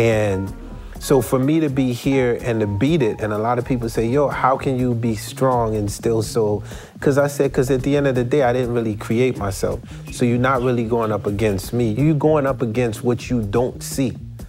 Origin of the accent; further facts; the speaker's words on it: Haiti; So for me, I came from Haiti after trying to become president of a country.